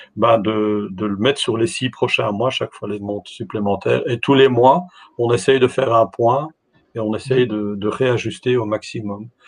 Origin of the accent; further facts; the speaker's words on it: Belgium; je, je, participe de la Belgique